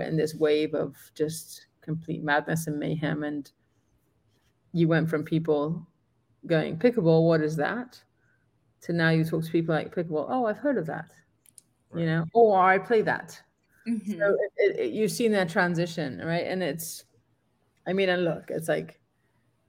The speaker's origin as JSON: {"language": "English", "country": "Gibraltar", "moved": "yes", "said": "I'm from Gibraltar and I've done a bunch of clinics back home"}